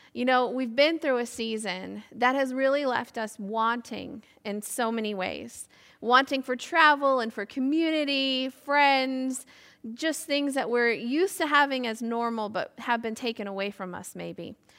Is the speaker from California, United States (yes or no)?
no; Michigan, United States; moved away as an adult; now in Ireland; I grew up in a small town in the state of Michigan, U S